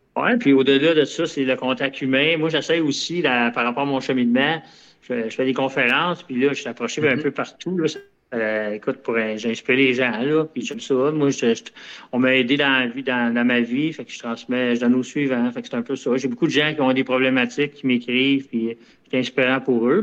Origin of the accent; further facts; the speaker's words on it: Longueuil, Quebec, Canada; C'est ma ville natale, Longueuil.